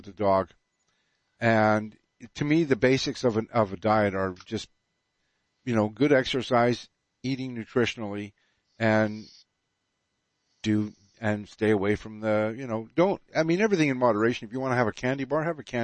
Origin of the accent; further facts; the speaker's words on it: Canada; I'm Canadian.